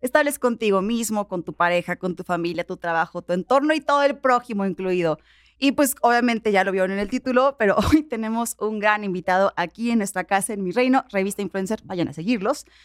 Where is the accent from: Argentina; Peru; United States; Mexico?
Mexico; pero como mexicano te pregunto, ¿cómo, cómo le hace un mexicano para, para llegar a Europa?